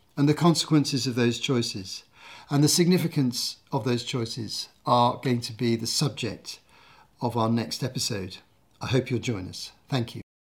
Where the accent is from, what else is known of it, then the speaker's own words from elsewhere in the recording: United Kingdom; my home country. the U K